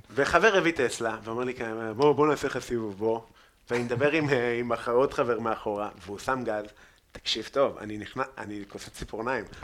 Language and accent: Hebrew; Afula, Northern District, Israel; גדלתי איפה שגדלתי בעפולה